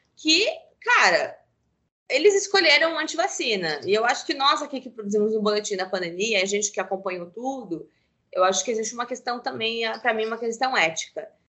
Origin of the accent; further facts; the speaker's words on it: Brazil; Nós não somos americanos, nem europeus